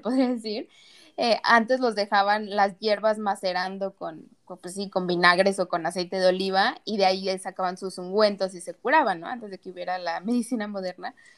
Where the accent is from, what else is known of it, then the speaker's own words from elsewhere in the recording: Mexico; now in United States; soy mexicana, muy orgullosa y todo, pero vivo acá en Estados Unidos